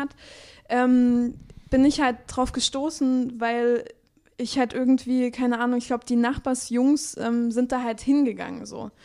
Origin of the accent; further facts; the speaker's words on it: Chemnitz, Saxony, Germany; geboren in Chemnitz, mhm. aber aufgewachsen ja. so ein bisschen, äh, ja, so ein bisschen auf dem Dorf